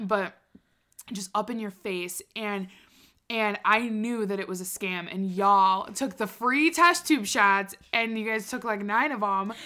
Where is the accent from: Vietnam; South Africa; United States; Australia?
United States; Wisconsin; I was from Wisconsin